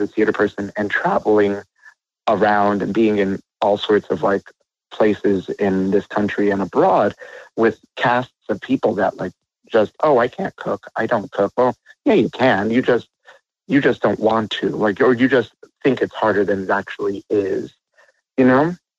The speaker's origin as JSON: {"language": "English", "region": "New York", "country": "United States", "moved": "yes", "said": "I'm New Yorker myself, so like I still have family over there"}